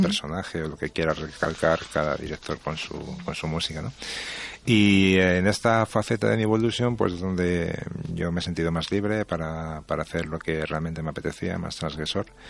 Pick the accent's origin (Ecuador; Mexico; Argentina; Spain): Spain; creo que soy el primer español en ganarlo